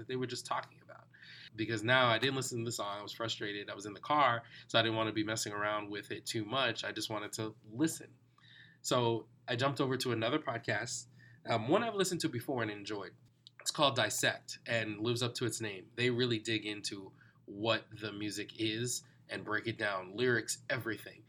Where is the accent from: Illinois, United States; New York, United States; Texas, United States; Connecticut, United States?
New York, United States; New York City; I grew up in New York, but my family was from the West Indies